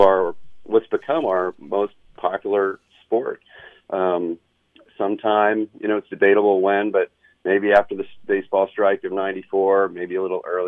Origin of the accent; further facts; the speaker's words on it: Pittsburgh, Pennsylvania, United States; Growing up in Pittsburgh, which I learned is actually the birthplace of pro football